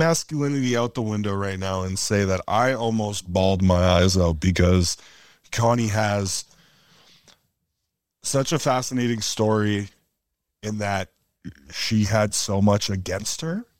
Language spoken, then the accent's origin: English; Edmonton, Alberta, Canada; where I come from growing up in Edmonton.